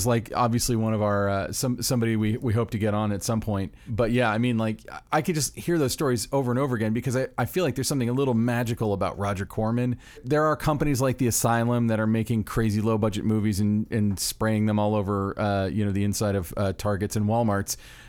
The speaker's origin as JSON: {"language": "English", "region": "Florida", "country": "United States", "said": "I'm from Florida"}